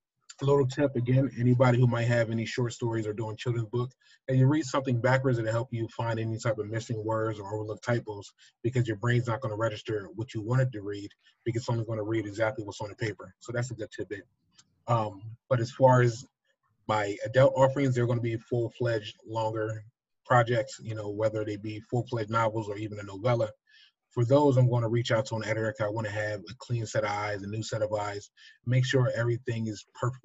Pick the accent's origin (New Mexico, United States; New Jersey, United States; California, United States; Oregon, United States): New Jersey, United States; I'm from South Jersey.